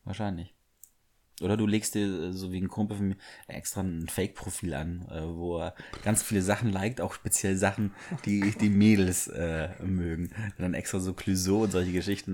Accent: Bavaria, Germany; Ich bin zwar im Bayern aufgewachsen

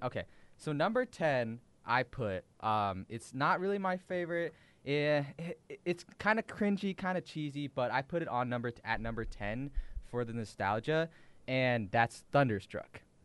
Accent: Washington, United States; we're from Washington

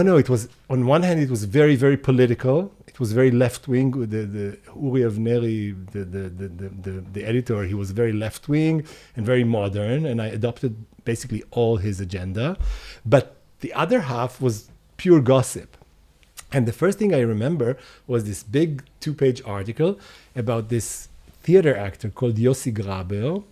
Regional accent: Hadera, Haifa District, Israel; moved away as an adult; also born or lived in Tel Aviv; I grew up in Khadera

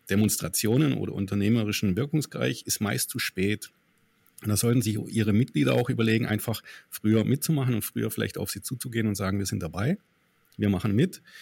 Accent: Stuttgart, Baden-Württemberg, Germany; hier immer Stuttgart 21, wir kommen ja aus Stuttgart.

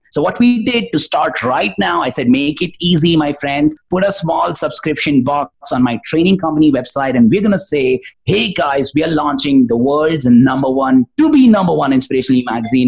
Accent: India; also born or lived in Bangalore, India; from India I was representing

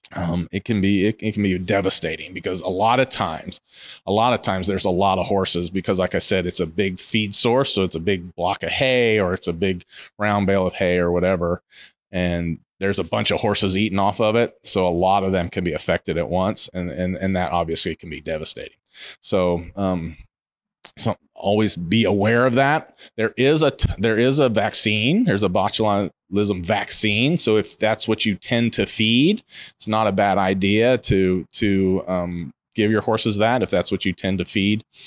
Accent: Ohio, United States; now in Ocala, United States; I grew up in Ohio. I grew up in the Midwest.

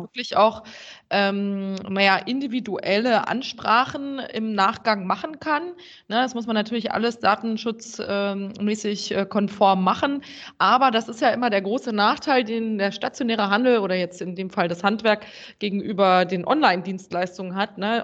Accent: Germany; als äh, Deutsche

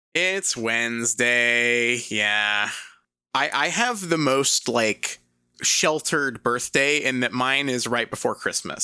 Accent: England, United Kingdom; moved away; I'm from England

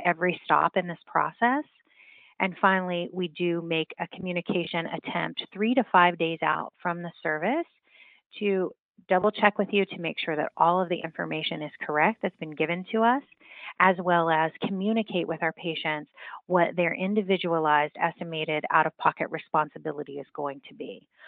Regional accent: West Virginia, United States; moved away as an adult; I was born and raised in West Virginia

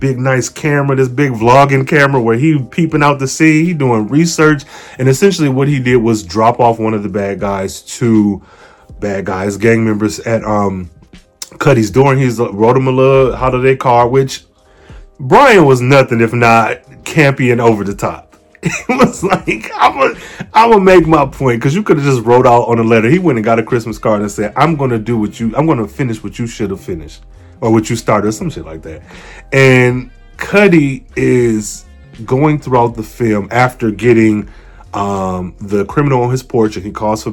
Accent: Midwest, United States; I'm from the Midwest

